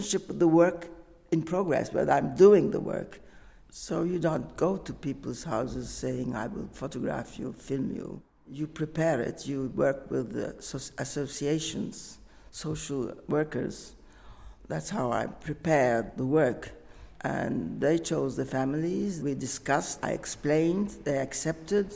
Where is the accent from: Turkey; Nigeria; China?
Turkey; moved away as an adult; also born or lived in Egypt / Istanbul; now in Paris, France; I'm from Turkish origin and I live in Paris and I'm Turkish and French.